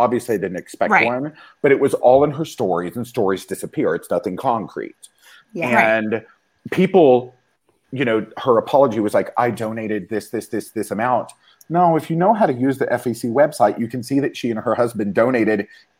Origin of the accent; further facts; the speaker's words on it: the South, United States; I grew up in the South, and I'm fully gay and like came out when I was 21.